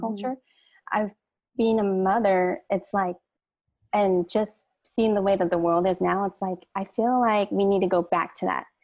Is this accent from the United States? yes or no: yes; Hawaii, United States; my grandmother, my mom, and then all our siblings were all born in Hawaii, but we're all of Filipino descent